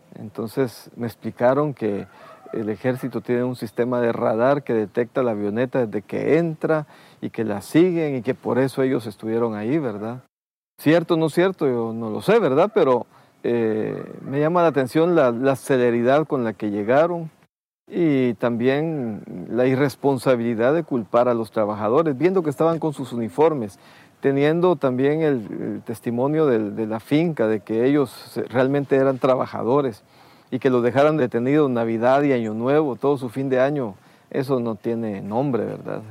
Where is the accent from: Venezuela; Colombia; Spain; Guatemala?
Guatemala; Escuintla; also born or lived in Taxisco, Santa Rosa, Guatemala; A los seis años mi familia pasó a, a, a, esta zona de Escuintla